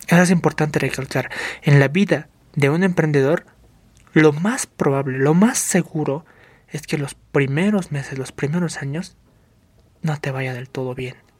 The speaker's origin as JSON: {"language": "Spanish", "country": "Bolivia", "said": "Somos bolivianos"}